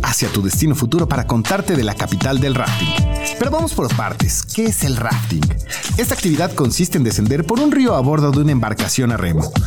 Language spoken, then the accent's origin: Spanish; Mexico; la capital del rafting está en nuestro país, en Jalcomulco Veracruz